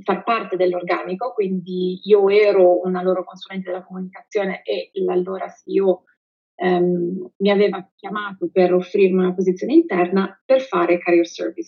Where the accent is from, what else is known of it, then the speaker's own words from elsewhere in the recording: Pavia, Lombardy, Italy; vengo da Pavia